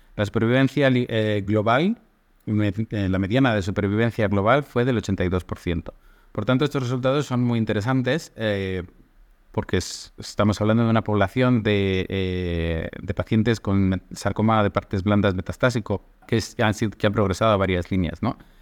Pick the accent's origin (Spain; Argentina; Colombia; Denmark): Spain; now in Athens, Greece; estoy en Atenas, en Grecia, actualmente, aunque soy de España